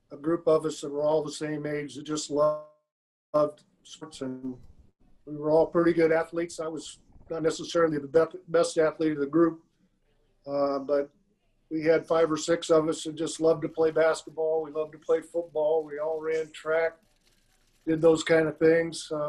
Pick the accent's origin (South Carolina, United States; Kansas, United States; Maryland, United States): Kansas, United States; Ottawa; also born or lived in San Antonio, Texas; I grew up around Ottawa University. I went to all the football and basketball games. Went to track meets. It was only two blocks from the house. And, uh, about 10,000 population in Ottawa, so it was decent size.